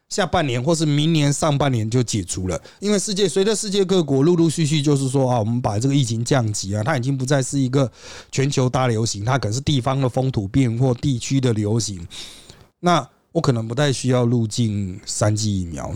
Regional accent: Taiwan; 我们台湾人

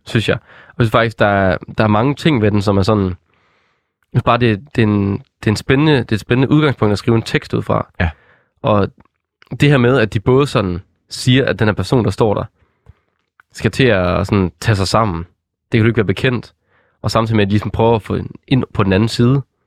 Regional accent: West Jutland, Denmark; jeg er jo fra Vestjylland

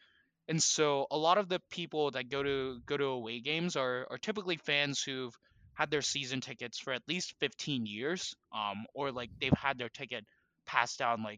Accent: United States; they know that I'm from the US, judging by my judging by my accent

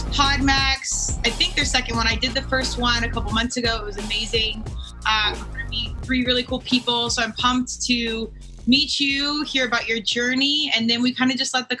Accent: Colorado, United States; I'm from Colorado.

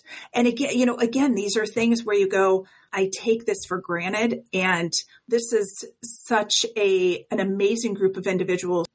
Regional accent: Colorado, United States; I'm from Colorado.

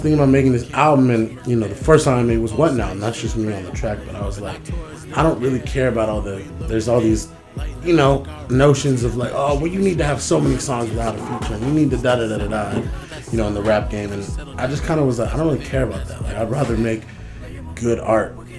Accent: San Francisco, California, United States; I'm from, I'm from San Francisco, California. I'm from Fillmore, Uptown.

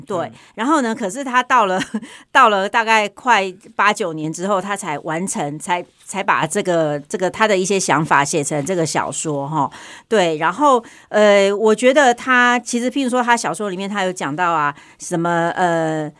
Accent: Taiwan; 我们台湾这边

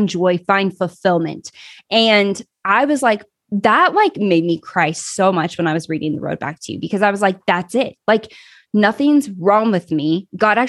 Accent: Kansas, United States; I grew up in the Midwest, Kansas, actually

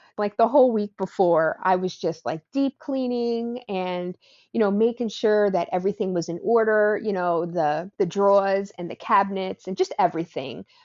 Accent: New Jersey, United States; now in Wake Forest, United States; I grew up in New Jersey, and my family is Italian

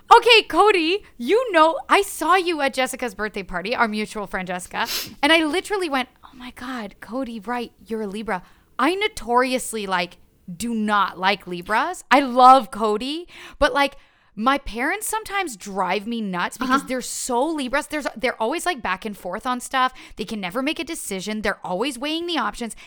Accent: Ottawa, Ontario, Canada; first language French; English is a second language; moved away as an adult; also born or lived in Montreal; now in Toronto, Canada; French is my first language. I was born in Montreal, right. grew up in Ottawa.

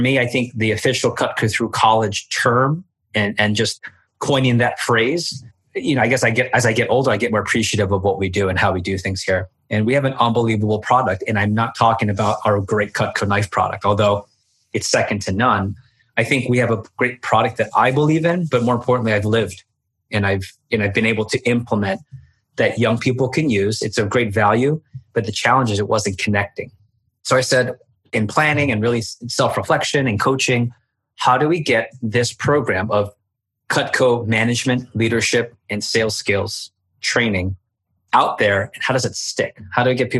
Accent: Baltimore, Maryland, United States; moved away as an adult; also born or lived in Washington, D.C. area; now in South Florida, United States; my hometown in Baltimore

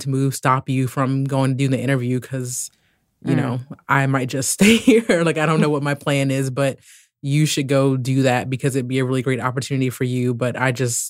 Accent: D.C. area, Maryland, United States; moved away as an adult; also born or lived in Morocco / Oregon / Portland; I'm originally from the Maryland, D.C. area.

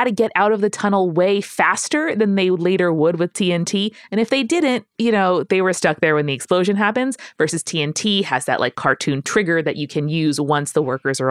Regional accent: Gardner, Massachusetts, United States; My second story is back in my hometown of Gardner, Massachusetts. It's a small city in central Mass, about an hour and a half west of Boston.

